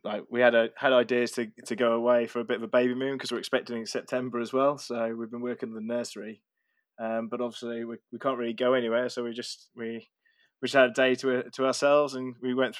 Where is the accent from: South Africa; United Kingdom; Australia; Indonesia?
United Kingdom; Wolverhampton, West Midlands; now in London, United Kingdom; I'm originally from Wolverhampton in the Midlands.